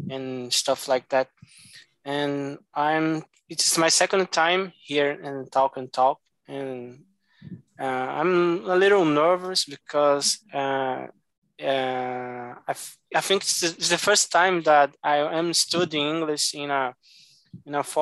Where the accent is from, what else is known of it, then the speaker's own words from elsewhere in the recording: Salvador, Bahia, Brazil; English is a second language; I'm from Salvador, Bahia